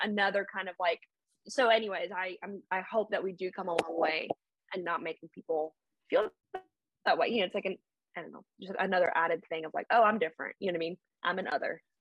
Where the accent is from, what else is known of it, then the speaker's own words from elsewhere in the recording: Birmingham, Alabama, United States; moved away; also born or lived in the Bronx, New York; i'm an outsider even though i've lived here for like since i was 12